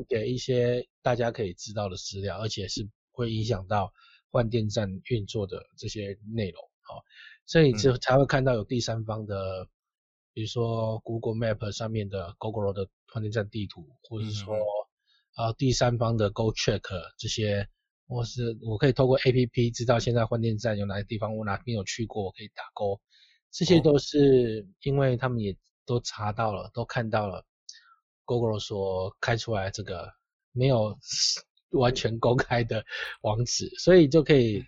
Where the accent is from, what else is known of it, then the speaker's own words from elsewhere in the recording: Tainan, Taiwan; 我们小时候在台南